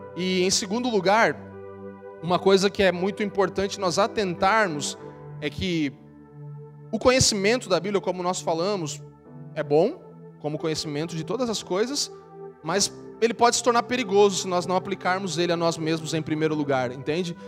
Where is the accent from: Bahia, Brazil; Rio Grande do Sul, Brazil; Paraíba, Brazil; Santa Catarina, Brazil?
Santa Catarina, Brazil; Eu sou de Santa Catarina